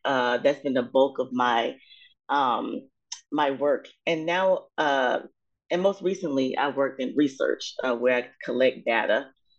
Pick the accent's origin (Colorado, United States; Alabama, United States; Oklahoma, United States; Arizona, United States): Alabama, United States; Mobile; I am from Mobile, Alabama. In South Alabama.